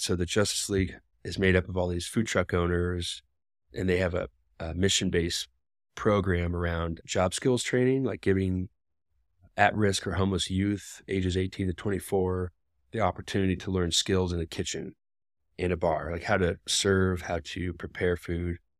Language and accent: English; Des Moines, Iowa, United States; now in Denver, United States; I grew up in Des Moines.